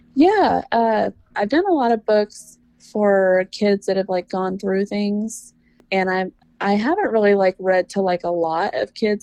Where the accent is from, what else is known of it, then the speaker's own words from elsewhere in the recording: Mississippi, United States; now in California, United States; I'm originally from Mississippi, uh, but I'm in I'm in a super small town in California. We're a little north of Lake Tahoe.